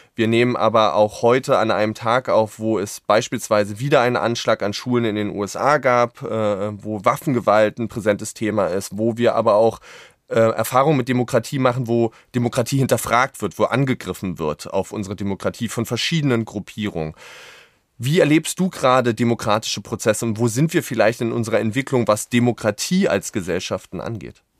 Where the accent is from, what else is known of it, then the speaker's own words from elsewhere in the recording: Berlin, Germany; als Berliner